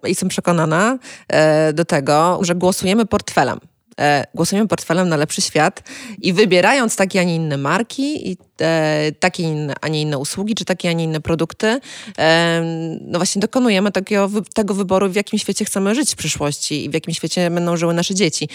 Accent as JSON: {"language": "Polish", "region": "Kuyavian-Pomeranian Voivodeship", "country": "Poland", "said": "pochodzę z Kujaw"}